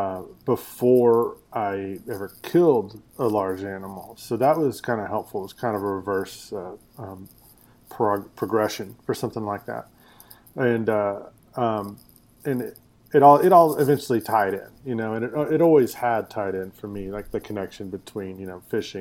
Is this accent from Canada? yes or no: no; Denton, Texas, United States; I grew up in Denton, Texas, which is north of Dallas and Fort Worth